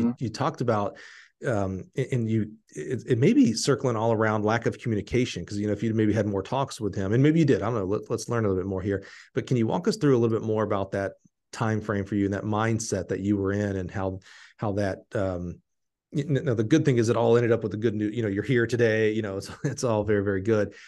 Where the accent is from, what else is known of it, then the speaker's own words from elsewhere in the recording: Alabama, United States; I'm from Alabama